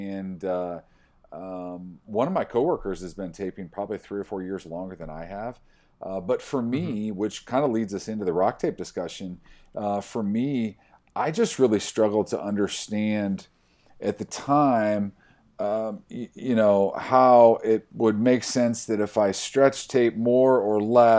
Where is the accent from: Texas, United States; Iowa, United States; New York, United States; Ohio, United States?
Iowa, United States; I grew up in Iowa. I went to school in South Dakota.